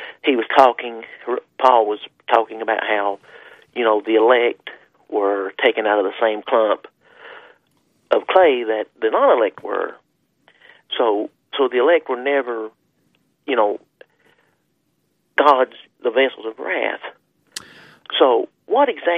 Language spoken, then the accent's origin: English; Kentucky, United States; now in West Virginia, United States; I was raised in Kentucky